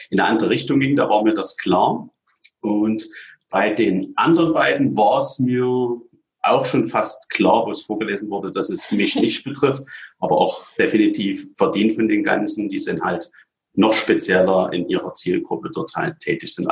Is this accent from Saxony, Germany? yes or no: yes; Radebeul, Saxony, Germany; bin aus Rodeböll bei Dresden, bin viele Jahre schon in der Branche tätig